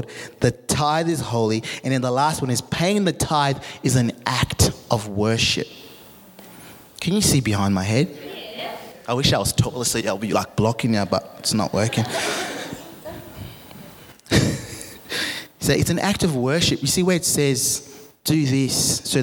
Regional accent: Zimbabwe; moved away; I'm from Africa. I'm from Zimbabwe

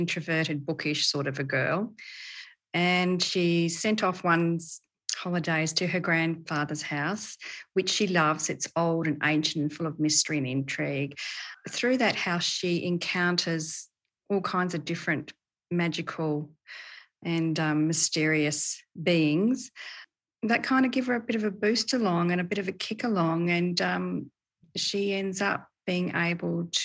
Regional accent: Perth, Western Australia, Australia; also born or lived in Port Hedland, Australia; I was born in Perth and I lived there until I was about 10, and then we upped and moved to Port Hedland for a while. So I did about 8 years up there and then came back down

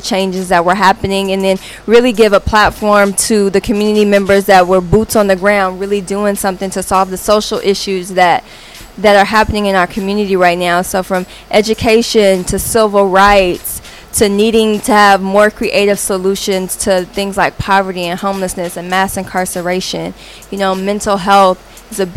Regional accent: Los Angeles, California, United States; I am from Los Angeles

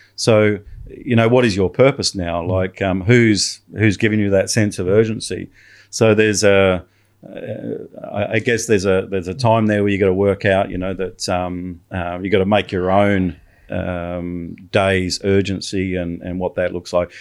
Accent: Australia; I'm an Australian

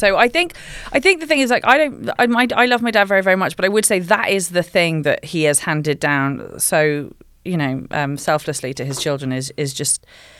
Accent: England, United Kingdom; I'm English

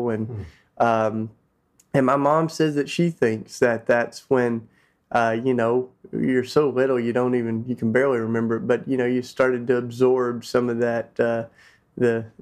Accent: Tennessee, United States; I grew up in Tennessee, which is down south

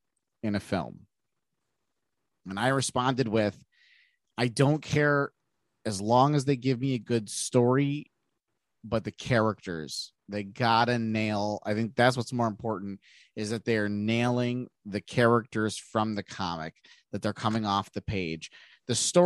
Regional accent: United States; I'm not even German. I'm American, speaking American

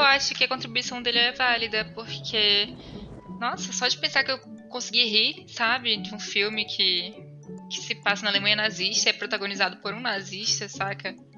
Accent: Manaus, Amazonas, Brazil; moved away as an adult; also born or lived in São Paulo; now in Belo Horizonte, Brazil; eu nasci em Manaus e eu Estudei minha vida toda e me formei lá em direito e saí de lá com acho que cerca de 22 anos assim.

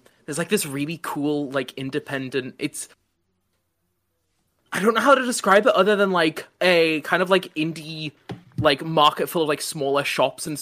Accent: United Kingdom; I'm British and young

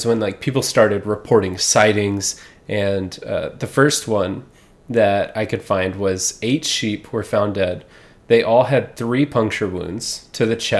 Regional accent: Texas, United States; And I feel like growing up in Texas

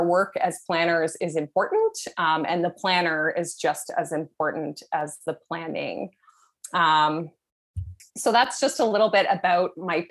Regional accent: Canada; I'm Canadian

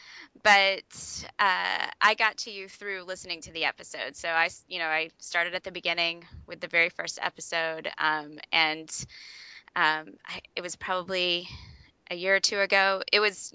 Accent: United States; moved away; also born or lived in Alaska / Atlanta, Georgia; I grew up in Louisiana, Georgia

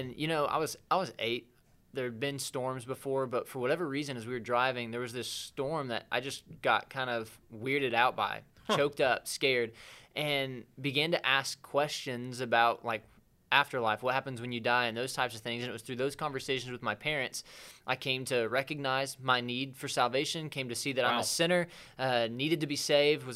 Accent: West Plains, Missouri, United States; moved away as an adult; also born or lived in Arkansas; now in Rogers, United States; I'm originally from West Plains, Missouri

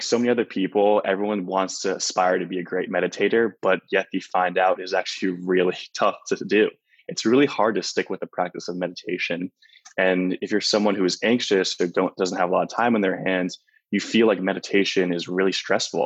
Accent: Flemington, New Jersey, United States; moved away as an adult; also born or lived in Los Angeles, California; I'm originally from New Jersey, a small town of 4,000 people called Flemington

